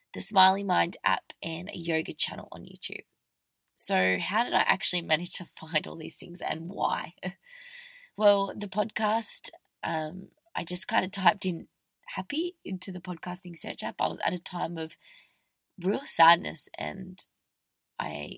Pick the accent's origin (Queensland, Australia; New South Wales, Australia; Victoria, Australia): Victoria, Australia; now in Melbourne, Australia; I'm an Australian girl